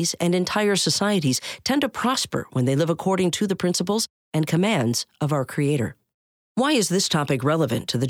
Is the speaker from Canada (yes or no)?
yes; Canada; my home country of Canada